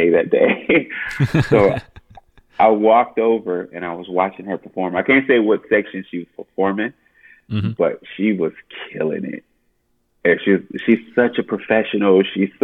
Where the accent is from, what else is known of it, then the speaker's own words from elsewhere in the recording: Oakland, California, United States; I'm from Oakland.